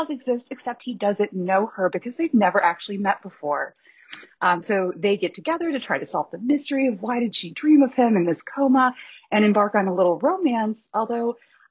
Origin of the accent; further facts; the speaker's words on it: Columbus, Ohio, United States; now in Cleveland, United States; I grew up outside of Columbus myself